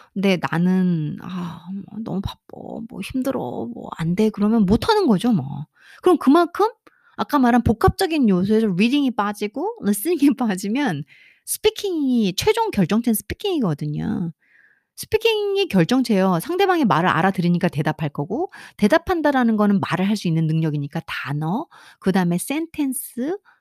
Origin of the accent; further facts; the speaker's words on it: South Korea; 한국인으로서 한국 교육장 안에서 한국 교육 안에서어 특별한 사교육과 학원 교육 없이